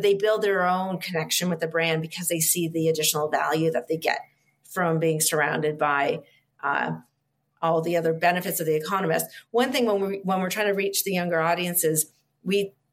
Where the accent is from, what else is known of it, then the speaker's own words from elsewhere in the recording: Canada; I'm Canadian, so it feels just like home